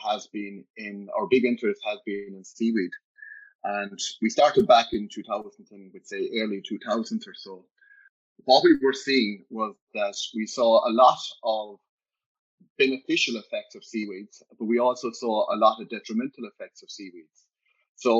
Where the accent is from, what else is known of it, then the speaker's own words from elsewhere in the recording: County Clare, Munster, Ireland; I was born in Ninas Diamond in County Clare, 2 miles from Lahinch. So as a child, we spent a lot of the time on the beach